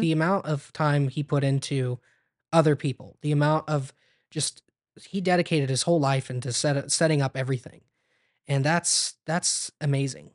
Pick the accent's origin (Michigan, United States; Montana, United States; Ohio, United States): Ohio, United States; Ontario; also born or lived in Bluffton, Ohio / Crestline, Ohio; I was born in Bluffton, Ohio